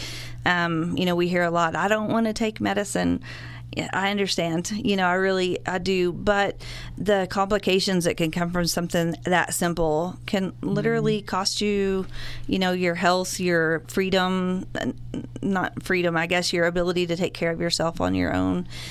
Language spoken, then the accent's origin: English; Borger, Texas, United States; now in Amarillo, United States; I'm a Panhandle girl, born and raised. I grew up in Borger, and I've lived in Amarillo since